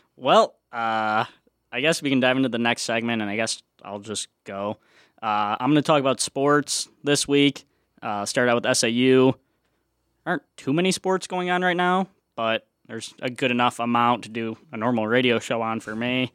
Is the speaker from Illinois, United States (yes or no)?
yes; Chicago, Illinois, United States; I am a junior here From Chicago, Illinois